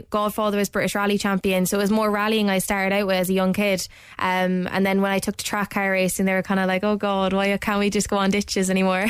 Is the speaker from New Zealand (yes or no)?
no; Ireland; to come back here and race on home ground and get known and, you know, race against my hometown people